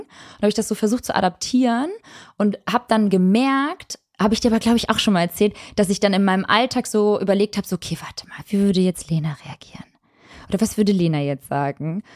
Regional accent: Northern Germany, Germany; Bei uns im Norden

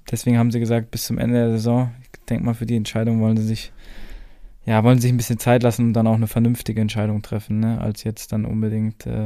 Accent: Dortmund, North Rhine-Westphalia, Germany; Also ich bin jetzt kein Schalke-Fan, weil ich bin ja Dortmunder.

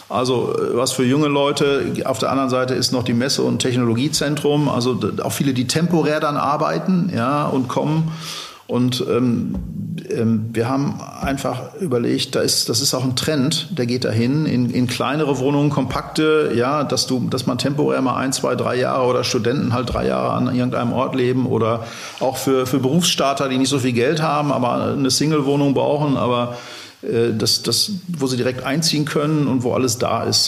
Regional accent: Dortmund, North Rhine-Westphalia, Germany; also born or lived in Hamburg; ich bin Dortmunder, ich äh, wohne in Hamburg und in Dortmund, da lege ich auch Wert drauf, ähm, bin in Dortmund aufgewachsen

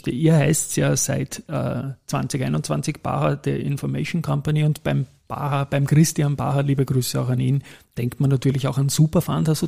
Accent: Styria, Austria; als Steirer bietet sich natürlich an, Andritz und AT&S

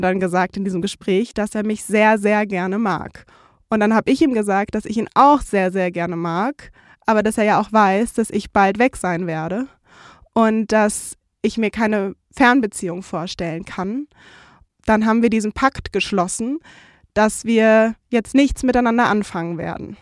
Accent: Frankfurt am Main, Hesse, Germany; moved away as an adult; ich komme so aus Frankfurt am Main mit der Skyline und bin da aufgewachsen

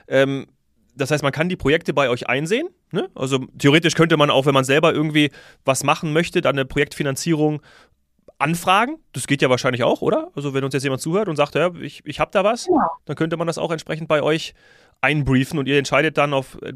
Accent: Hesse, Germany; born there; also born or lived in Frankfurt; ich bin in, in Hessen geboren, ja, lange auch in Frankfurt gelebt

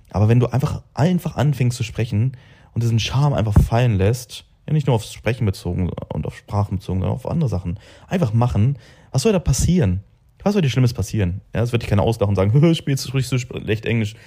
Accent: Braunschweig, Lower Saxony, Germany; moved away as an adult; now in Dubai, United Arab Emirates; bei mir in Braunschweig

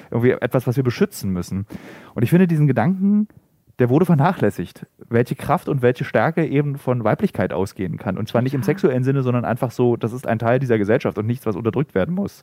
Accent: East Germany, Germany; now in Berlin, Germany; Ich wurde im Übrigen aufgezogen noch mit die Nacktheit einer Frau, also ich komme aus dem Osten

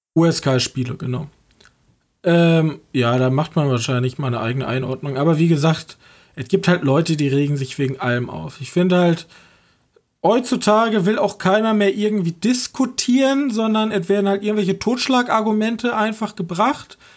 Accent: Germany; ich als Deutscher jetzt mit meinem jetzigen Mindset in Deutschland

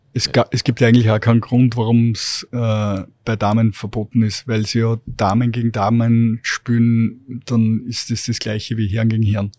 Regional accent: Steyr, Upper Austria, Austria; ich bin damals in Steyr schon äh, mit meinen Eltern äh, am, am Eislaufplatz runtergegangen

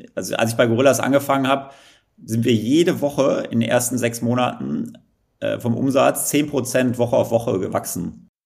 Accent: Kleve, North Rhine-Westphalia, Germany; moved away as an adult; also born or lived in Netherlands; ich komme ja, ja wie du äh, aus Kleve vom schönen Niederrhein

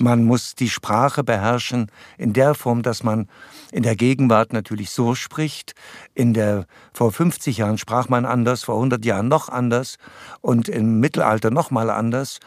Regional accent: Erlabrunn, Saxony, Germany; also born or lived in Breitenbrunn; da bin ich geboren, beziehungsweise geboren in Erlabrunn in so einer Hütte. Ich bin zu Hause geboren

